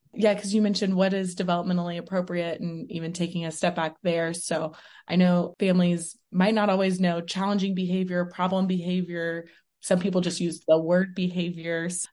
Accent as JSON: {"language": "English", "town": "Houston", "region": "Texas", "country": "United States", "moved": "as an adult", "lives_now": "Las Vegas, United States", "said": "I'm originally from Houston, Texas"}